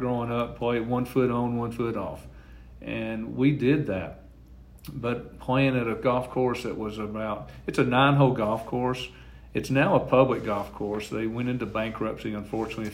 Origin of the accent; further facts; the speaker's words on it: Fayetteville, Tennessee, United States; my hometown of Fayetteville